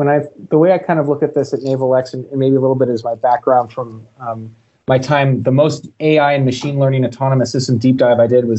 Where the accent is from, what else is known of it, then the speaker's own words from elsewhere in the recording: Palo Alto, California, United States; moved away as an adult; also born or lived in Japan; my hometown of Palo Alto